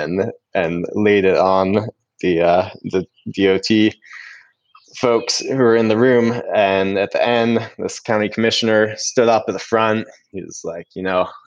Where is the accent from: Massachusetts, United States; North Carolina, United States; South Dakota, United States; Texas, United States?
North Carolina, United States; Franklin; I was born in Franklin, west of Asheville in the North Carolina mountains here. And just spent my whole childhood playing outside